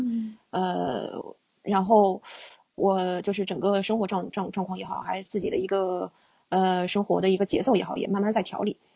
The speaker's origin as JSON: {"language": "Chinese", "region": "Inner Mongolia", "country": "China", "tie": "born or raised there", "said": "我是来自内蒙古的汉族，对。虽然我，我对我，我整个那个故乡的大内蒙的风景了解得也不是特别充分，对。但是我是来自内蒙古的汉族"}